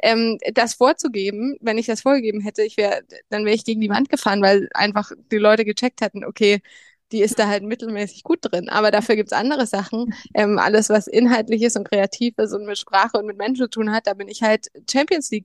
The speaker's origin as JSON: {"language": "German", "town": "Bamberg", "region": "Bavaria", "country": "Germany", "tie": "born or raised there", "said": "geboren und aufgewachsen in Bamberg in, in Oberfranken"}